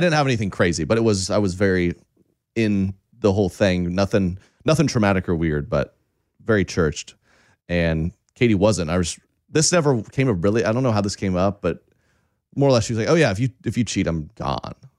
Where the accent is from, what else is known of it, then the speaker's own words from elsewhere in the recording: Oklahoma, United States; I, I grew up in Oklahoma, very conservative.